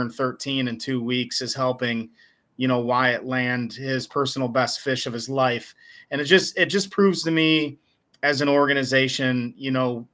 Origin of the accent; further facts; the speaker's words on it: Ohio, United States; now in Georgia, United States; I was born and raised in Ohio